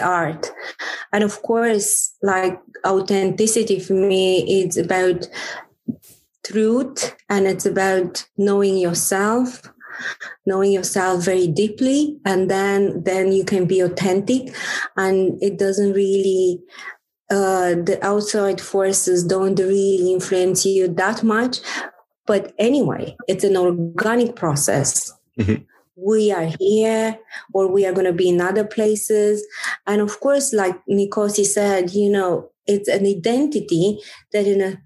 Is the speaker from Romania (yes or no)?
yes; Romania; now in Ireland; I grew up in Romania, in a country that, again, all my childhood was about cranes